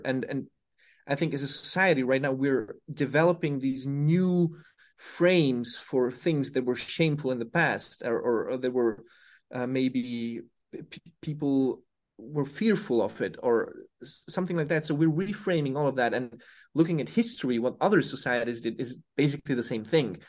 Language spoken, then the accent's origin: English; Serbia; I come from Serbia